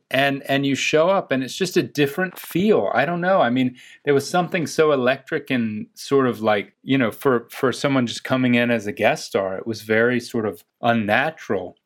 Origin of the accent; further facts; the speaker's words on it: Chapel Hill, North Carolina, United States; accent: Southern; moved away; I'm from North Carolina